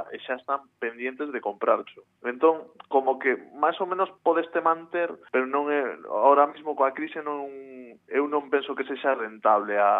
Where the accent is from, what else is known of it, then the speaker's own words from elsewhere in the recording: Sanxenxo, Galicia, Spain; also born or lived in Santiago de Compostela; eu vivía en Santiago e, e eu son de Sanxenxo